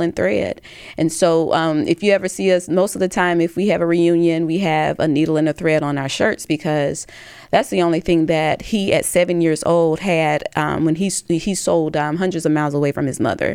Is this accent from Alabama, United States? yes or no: yes; Tuscaloosa, Alabama, United States